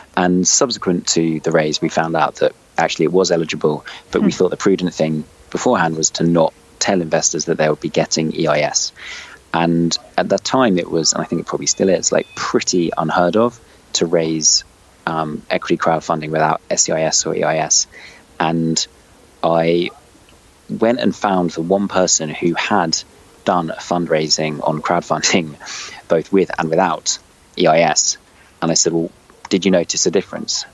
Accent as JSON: {"language": "English", "region": "London", "country": "United Kingdom", "tie": "born or raised there", "also_born_or_lived": "China / Paris", "said": "I'm from London. I've lived almost all my life in London"}